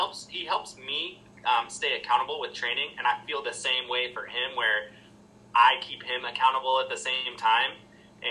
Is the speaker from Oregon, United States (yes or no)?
yes; Oregon, United States; I'm from Oregon